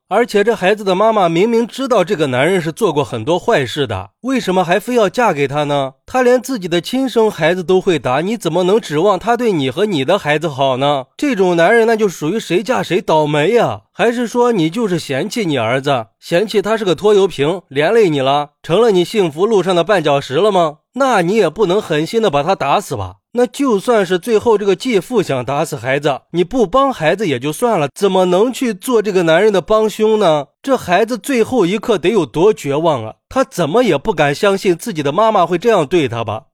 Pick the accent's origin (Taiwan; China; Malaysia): China; Yuncheng, Shanxi; 因为我就是运城临沂县的